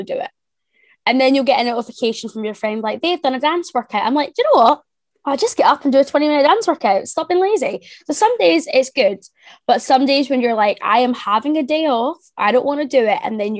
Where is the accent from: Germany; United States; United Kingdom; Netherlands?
United Kingdom; Ayr, Scotland; also born or lived in England; I am from a little town called Ayr, which is about 45 minutes from Glasgow. It's a little seaside town. I've always been from here